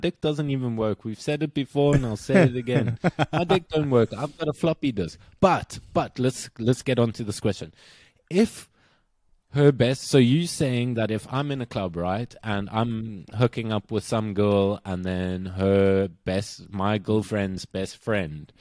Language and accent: English; South Africa; moved away; I'm South African